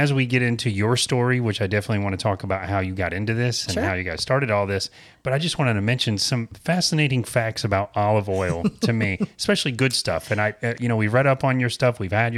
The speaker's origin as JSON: {"language": "English", "town": "Apopka", "region": "Florida", "country": "United States", "tie": "born or raised there", "said": "all the places that I grew up in Apopka. I was born in Apopka"}